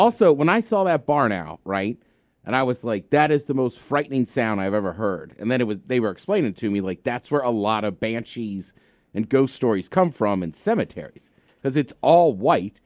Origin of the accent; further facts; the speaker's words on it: the Bay Area, California, United States; I'm from the Bay Area. I lived in the hood.